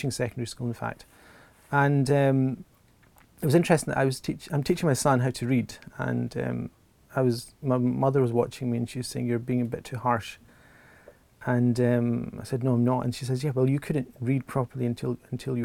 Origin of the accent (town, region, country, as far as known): Glasgow, Scotland, United Kingdom; born or raised there